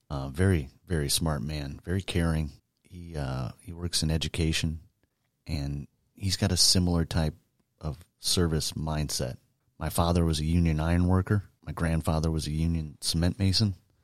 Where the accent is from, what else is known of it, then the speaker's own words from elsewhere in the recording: Boone Grove, Indiana, United States; I was born in Northwest Indiana, grew up in a little town called Boone Grove. It was a small farming community, no stoplights, no commercial businesses, but not that far outside of Chicago.